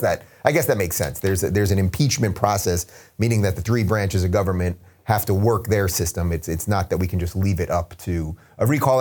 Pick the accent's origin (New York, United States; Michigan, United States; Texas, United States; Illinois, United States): New York, United States; moved away; my home state, New York